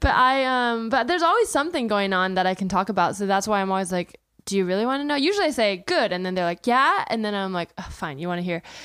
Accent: the Bay Area, California, United States; I grew up in the Bay Area

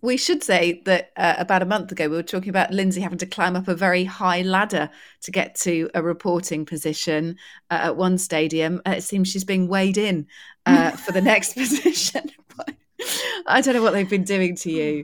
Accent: United Kingdom; being British

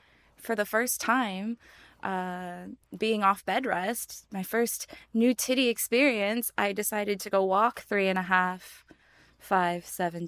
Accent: San Diego, California, United States; now in Las Vegas, United States; I'm from San Diego, where it thankfully doesn't get very cold in the winter

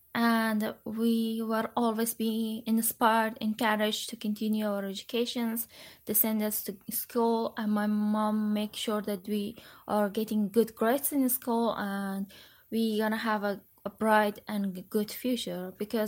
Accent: Kabul, Afghanistan; moved away as an adult; also born or lived in Parwan / Madagascar; I was born in Kabul, but I originally am from Parwan, province of Afghanistan, and I grew up in Kabul, but I was visiting Parwan eventually once or twice a year, but mostly I spent my life in Kabul.

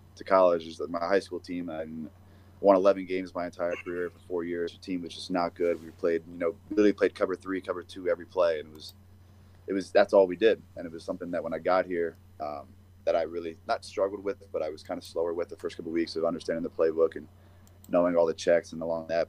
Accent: Pennsylvania, United States; moved away; also born or lived in New Hampshire; I'm from Pennsylvania

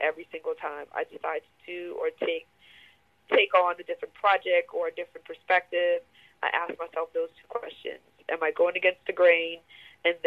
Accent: New Orleans, Louisiana, United States; moved away as an adult; now in Atlanta, United States; I'm from New Orleans, so Hurricane Katrina brought me to Atlanta. Went back home for a little bit

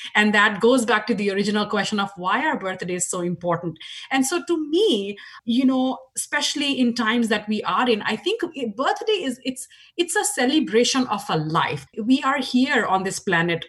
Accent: India; moved away as an adult; now in Washington, United States; as you can tell from my accent, I grew up in India. Uh, 20 years of my life was spent in India

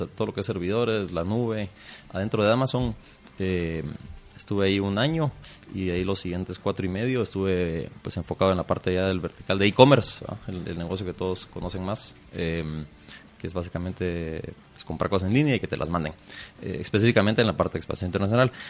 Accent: Guatemala; yo nací, crecí aquí en Guatemala

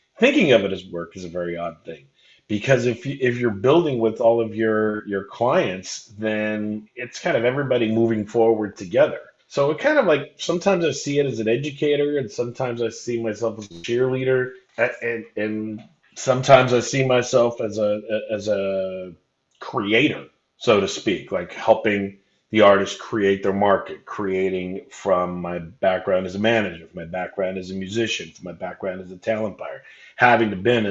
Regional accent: Anaheim, California, United States; I grew up in Anaheim

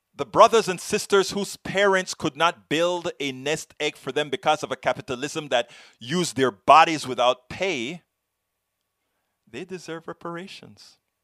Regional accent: United States; I am an American, progressive American

